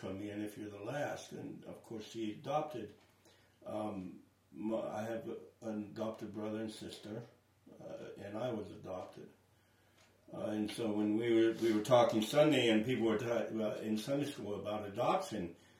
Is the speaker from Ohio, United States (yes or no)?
yes; Centerville, Ohio, United States; born or raised there; moved away as an adult; now in Radcliff, United States